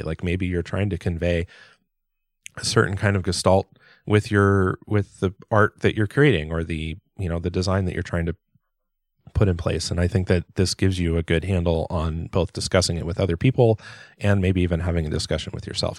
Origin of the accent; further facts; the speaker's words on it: Southern California, United States; growing up in Southern California